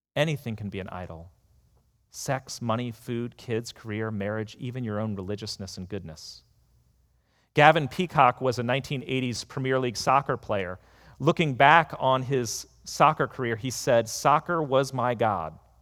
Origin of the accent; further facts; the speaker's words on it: United States; being an American